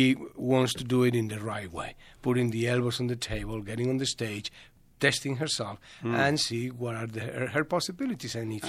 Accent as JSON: {"language": "English", "country": "Spain", "second_language": "English", "moved": "as an adult", "lives_now": "United States", "said": "So we are from Madrid, like 500 kilometers, 550 kilometers."}